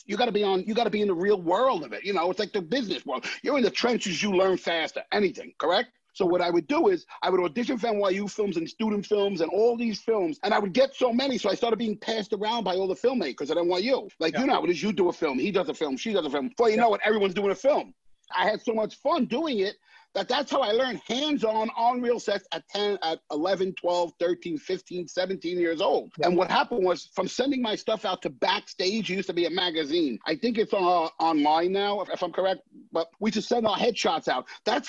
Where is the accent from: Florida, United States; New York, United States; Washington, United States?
New York, United States; New York City; It's about my life growing up in the Bronx and these kids with no fathers who bound together to become their own little family.